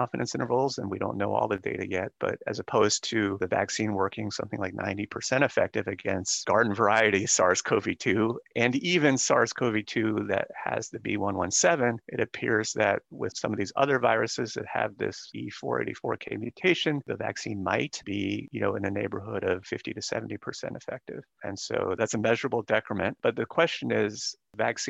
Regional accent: Tampa, Florida, United States; I grew up in Tampa Bay

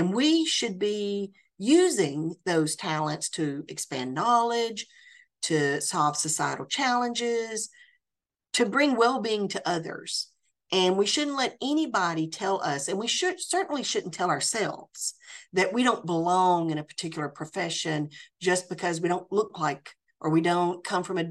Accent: Tennessee, United States; moved away as an adult; also born or lived in France; I absolutely love my home state of Tennessee, and I feel very, very blessed to be back in my home state

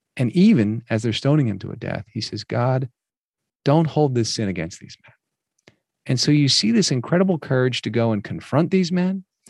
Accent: New Jersey, United States; I grew up mostly in New Jersey

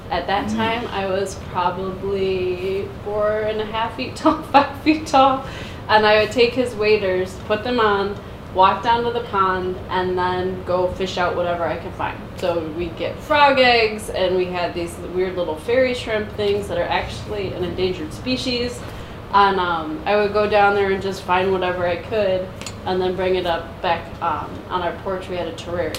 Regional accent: Brighton, Michigan, United States; I grew up in Brighton, Michigan.

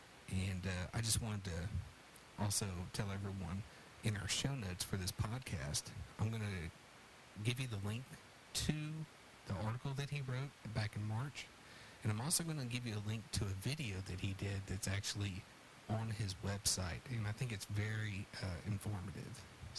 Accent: Houston, Texas, United States; now in Bell County, United States; I grew up in Houston.

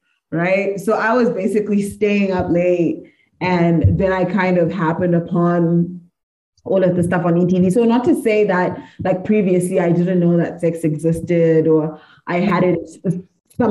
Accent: Zimbabwe; I grew up in Zim, I lived in Zim

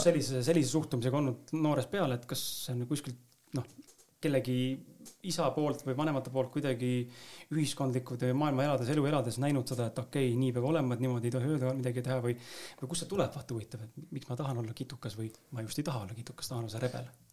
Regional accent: Tallinn, Harju County, Estonia; ma ise olen ka Lasnamäelt samamoodi pärit

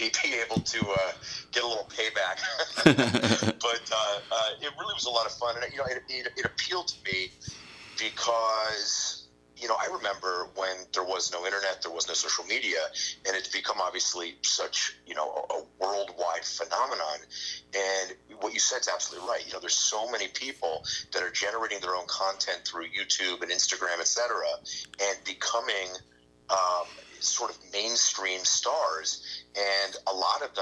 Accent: New Castle, Pennsylvania, United States; when I was about 13 years old in my hometown of Newcastle, Pennsylvania

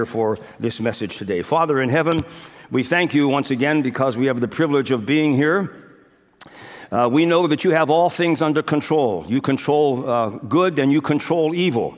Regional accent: United States; I was born in America

